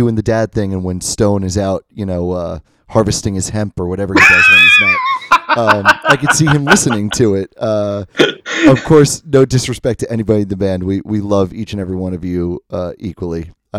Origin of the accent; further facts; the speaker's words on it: Long Island, New York, United States; by where Randy and I grew up on Long Island.